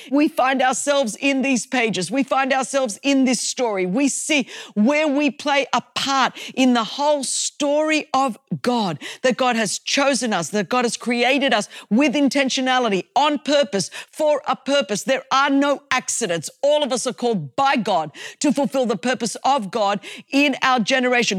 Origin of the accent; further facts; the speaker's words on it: Australia; I come from Australia and I come from a Greek culture